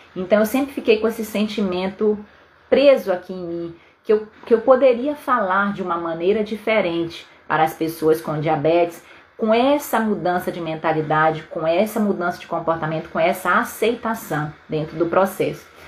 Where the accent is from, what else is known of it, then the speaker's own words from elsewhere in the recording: Belém, Pará, Brazil; moved away as an adult; now in Vitória, Brazil; lá em Belém do Pará, na minha terra